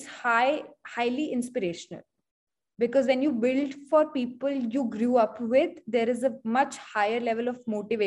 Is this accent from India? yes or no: yes; Hisar, Haryana, India; I come from Hisar